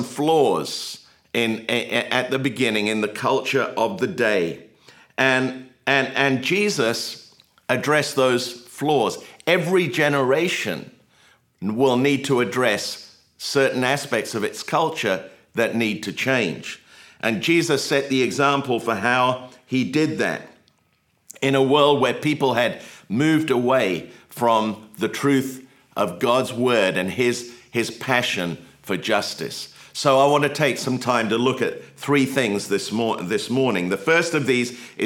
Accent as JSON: {"language": "English", "region": "England", "country": "United Kingdom", "tie": "born or raised there", "moved": "yes", "lives_now": "United States", "said": "I grew up in England"}